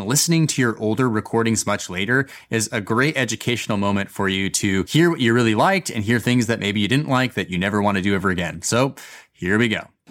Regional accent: Boise, Idaho, United States; moved away as an adult; now in New York City, United States; I was coming back to my hometown of Boise, Idaho

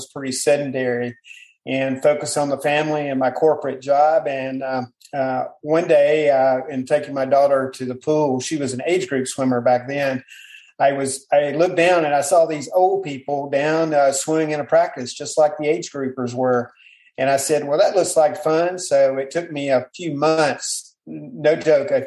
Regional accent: Panama City, Florida, United States; I grew up around Panama City, Florida, so I was around the water

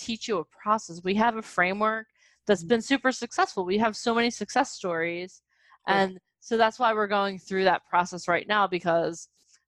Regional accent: New Jersey, United States; We're from Jersey

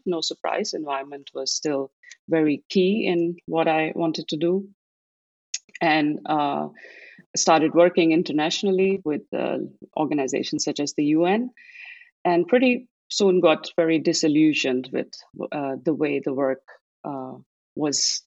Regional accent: Delhi, India; moved away as an adult; now in Netherlands; grew up in Delhi in a Sikh family

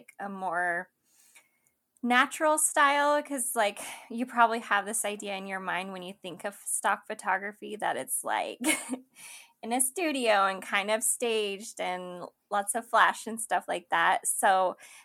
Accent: Idaho, United States; moved away as an adult; also born or lived in San Diego, California; I'm originally from Idaho

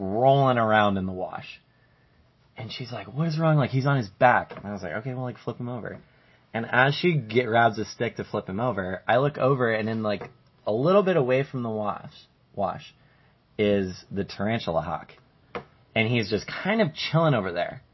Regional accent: Colorado, United States; now in Arizona, United States; we're from Colorado

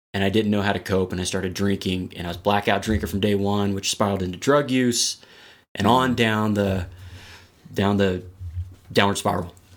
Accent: Texas, United States; moved away as an adult; now in Colorado, United States; I'm originally from Texas. I've been out here in Colorado for about ten or eleven years

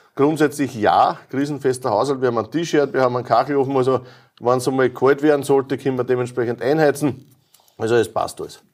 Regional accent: Lower Austria, Austria; bei uns in Niederösterreich, in der Karl-Landsteiner-Universität

